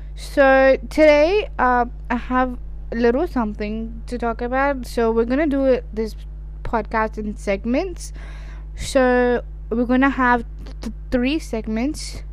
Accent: Pakistan; I am Pakistani

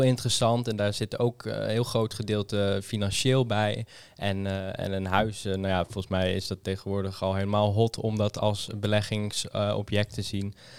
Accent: Amersfoort, Utrecht, Netherlands; ik kom uit Amersfoort

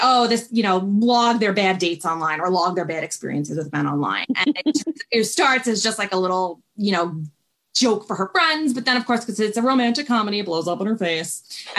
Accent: New York, United States; I was living in a city. I lived in New York. I'm from New York. I was living in the city and working on my career

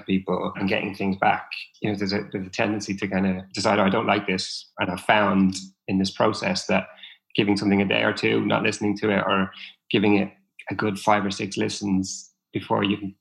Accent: Dublin, Leinster, Ireland; moved away; I'm originally from Dublin

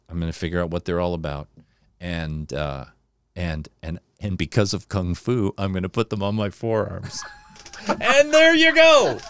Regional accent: Newport Beach, California, United States; born there; oh, I was born in Newport Beach. And they're like, why do you talk like this?

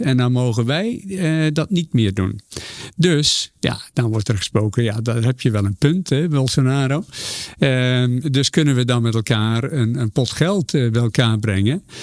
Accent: Zeeland, Netherlands; moved away; waar ik vandaan kom, een klein dorpje in Zeeland

